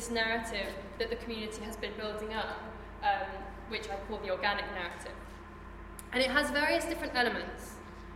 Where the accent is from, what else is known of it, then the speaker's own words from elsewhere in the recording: London, United Kingdom; I'm from London